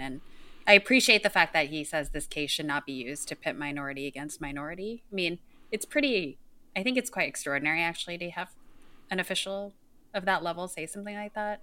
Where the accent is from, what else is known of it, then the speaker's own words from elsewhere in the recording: Tacoma, Washington, United States; I grew up in and near Tacoma, Washington